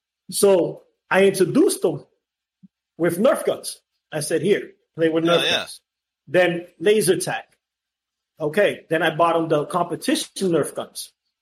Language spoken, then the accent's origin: English; Boston, Massachusetts, United States; now in Florida, United States; listen, I came from Boston.